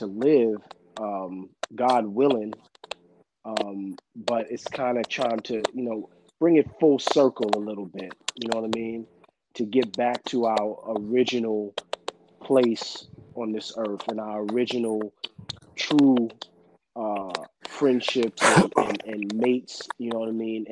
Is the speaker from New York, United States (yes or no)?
yes; New York, United States; another kid from New York